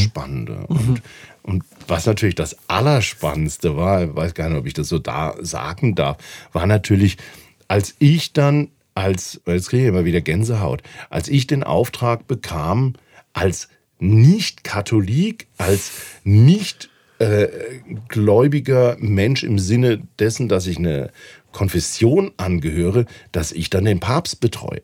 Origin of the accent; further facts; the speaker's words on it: Mannheim, Baden-Württemberg, Germany; moved away as an adult; now in Valais, Switzerland; ich komme ja aus einer Arbeiterstadt Mannheim